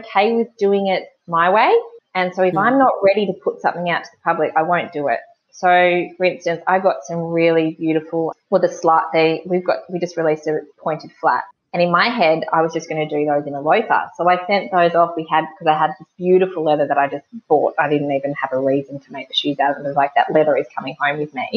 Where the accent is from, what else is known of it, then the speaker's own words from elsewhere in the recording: Gunnedah, New South Wales, Australia; now in Wagga Wagga, Australia; I grew up in Gunnedah, sort of like in between both Sydney and Brisbane, but inland.